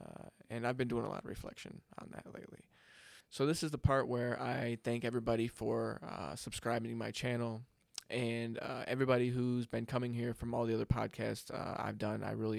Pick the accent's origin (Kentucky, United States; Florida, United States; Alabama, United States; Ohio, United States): Florida, United States; And then, of course, I grew up in South Florida, which is a whole anomaly in itself.